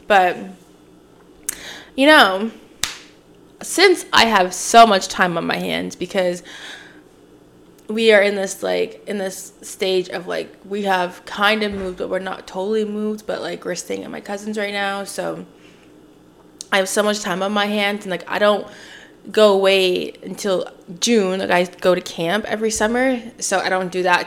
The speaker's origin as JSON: {"language": "English", "town": "Oshawa", "region": "Ontario", "country": "Canada", "tie": "born or raised there", "also_born_or_lived": "Toronto / Scarborough / Pickering / Whitby", "moved": "as an adult", "lives_now": "Montreal, Canada", "said": "I was born here"}